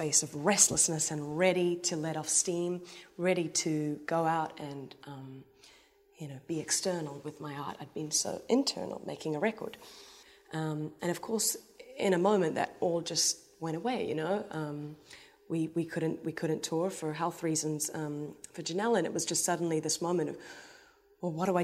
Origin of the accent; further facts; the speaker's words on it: Hamilton, Waikato, New Zealand; now in New York City, United States; I'm from Hamilton, New Zealand.